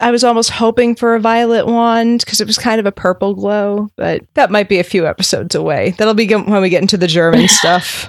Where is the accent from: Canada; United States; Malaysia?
Canada; Nova Scotia; I grew up in Nova Scotia